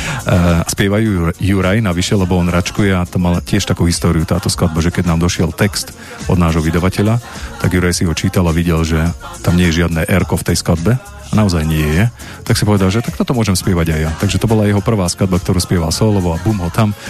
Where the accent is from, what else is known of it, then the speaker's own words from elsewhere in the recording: Rimavská Sobota, Banská Bystrica Region, Slovakia; tam v, tej, v rámci tohto ja som bol doma v Rimavskej sobote a, a pozeral som Vivu